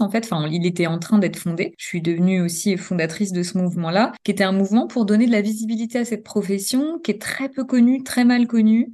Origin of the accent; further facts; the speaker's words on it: Normandy, France; moved away as an adult; also born or lived in Paris region; now in Dijon, France; Je suis née en Normandie. J'ai exercé pendant deux ans en maternité et néonatologie là-bas